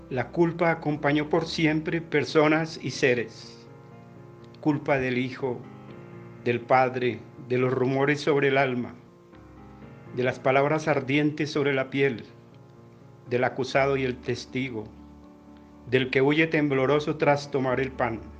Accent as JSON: {"language": "Spanish", "region": "Bogotá", "country": "Colombia", "said": "de Bogotá, Colombia."}